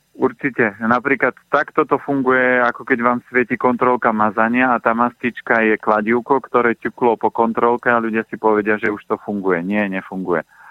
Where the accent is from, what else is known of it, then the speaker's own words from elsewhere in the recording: Orava, Žilina Region, Slovakia; moved away; Ja pochádzam aj z Oravy